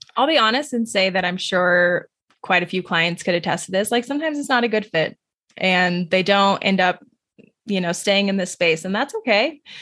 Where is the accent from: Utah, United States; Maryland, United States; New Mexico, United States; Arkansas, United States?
New Mexico, United States; I grew up in New Mexico